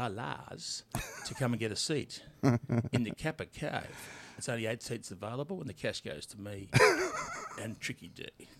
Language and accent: English; Tasmania, Australia; Hey, Peter, I love you like a brother, but I'm from Tasmania.